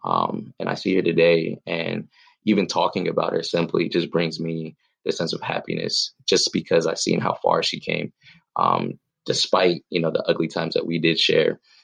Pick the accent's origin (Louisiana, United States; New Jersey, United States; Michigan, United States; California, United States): California, United States; Pomona; I'm from Pomona, California, uh, Southern California raised